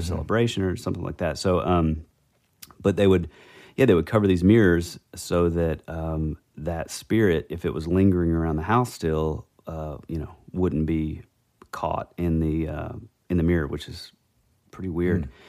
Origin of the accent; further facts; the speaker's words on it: the Bible Belt, United States; grew up in the Bible Belt, you know, small, these small town, you know, tiny little churches when I was growing up